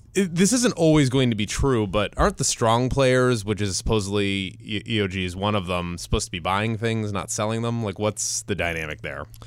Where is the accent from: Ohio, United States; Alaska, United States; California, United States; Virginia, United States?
Ohio, United States; Cleveland; moved away; my hometown team, the one and only Cleveland Indians